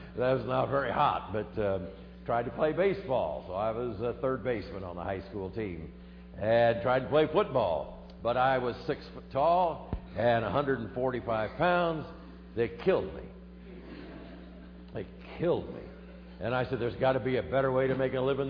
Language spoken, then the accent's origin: English; Des Moines, Iowa, United States; I grew up in the middle part of America, the heartland of America, in Iowa. Grew up in Des Moines